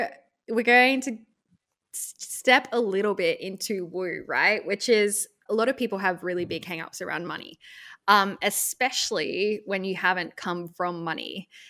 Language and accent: English; Australia; it was a company in the US. I'm Australian and I didn't have to work in the US.